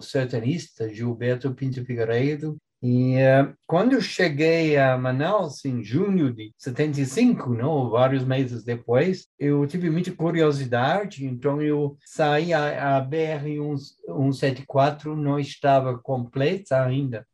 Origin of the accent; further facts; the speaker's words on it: England, United Kingdom; moved away as an adult; now in Brazil; eu nasci na Inglaterra